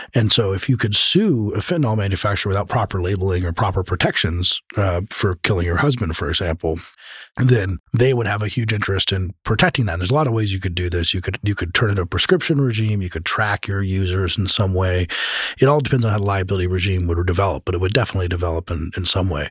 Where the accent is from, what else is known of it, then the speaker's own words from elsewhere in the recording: Colorado, United States; I'm from Colorado